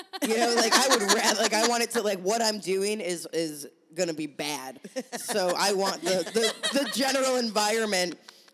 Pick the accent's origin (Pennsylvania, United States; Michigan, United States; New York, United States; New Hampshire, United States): Pennsylvania, United States; moved away